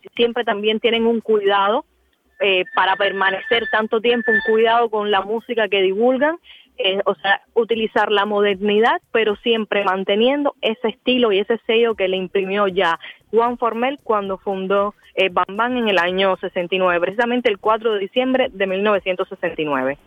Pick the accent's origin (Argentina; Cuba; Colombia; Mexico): Cuba; nosotros como cubanos